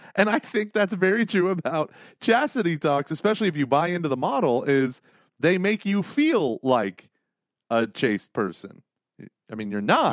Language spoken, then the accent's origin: English; Broken Arrow, Oklahoma, United States; moved away; Broken Arrow, my hometown, uh, Broken Arrow, Oklahoma